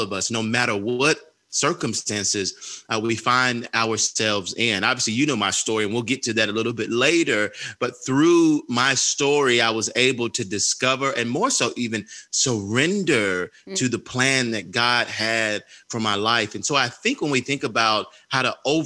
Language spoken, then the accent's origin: English; Atlanta, Georgia, United States; I grew up on Auburn Avenue, right across the street from the Martin Luther King Jr. Center here in Atlanta, Georgia.